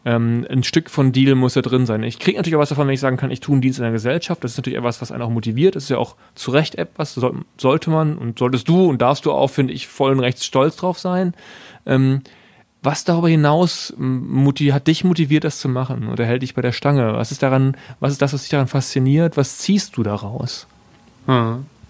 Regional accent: West Germany, Germany; ich komme ja aus Westdeutschland

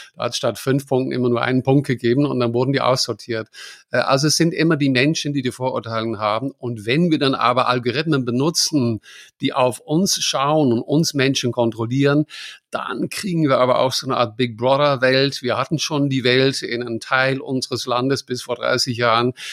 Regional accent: Netherlands; now in Germany; ich bin Holländer

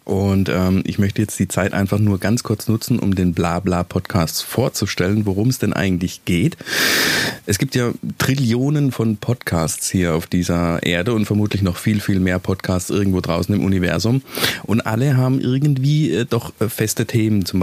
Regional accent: Baden-Württemberg, Germany; ich bin Badener und seit 15 Jahren wohne ich im Schwäbischen

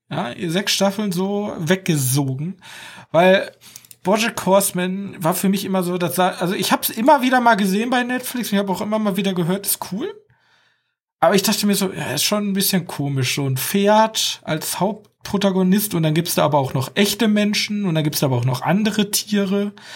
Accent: Germany; als Deutscher

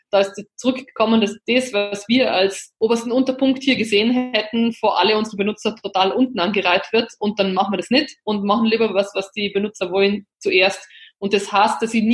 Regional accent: Linz, Upper Austria, Austria; Also ich bin ja jetzt aus Linz, äh, ist ja die zweitgrößte oder die drittgrößte Stadt in Österreich und befindet sich ja mitten in Oberösterreich.

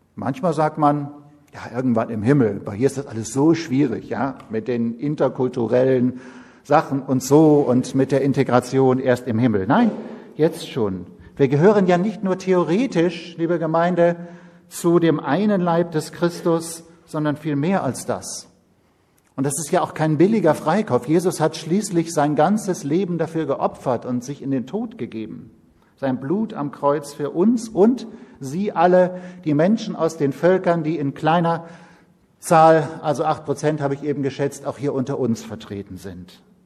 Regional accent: Siegerland, North Rhine-Westphalia, Germany; moved away as an adult; also born or lived in Schwerte; now in Berlin, Germany; geboren im Rheinland und aufgewachsen im Siegerland, also Nordrhein-Westfalen

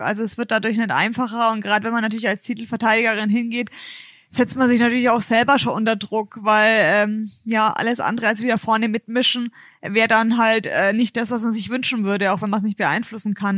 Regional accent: Bayreuth, Bavaria, Germany; Ich komme ja aus Bayreuth

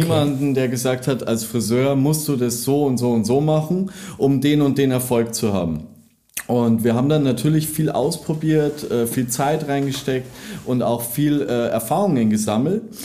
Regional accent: Landshut, Bavaria, Germany; moved away as an adult; now in Munich, Germany; ich komme ja aus der Nähe von München, komme eigentlich aus Landshut

